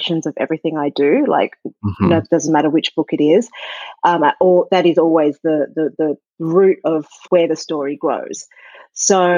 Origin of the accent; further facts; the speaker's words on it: Sydney, New South Wales, Australia; moved away as an adult; now in New York, United States; I grew up in Sydney, and I'd never really seen snow before